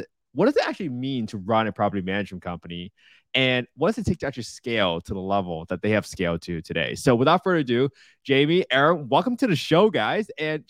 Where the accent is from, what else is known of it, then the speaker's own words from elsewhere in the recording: Boston, Massachusetts, United States; I'm actually from Boston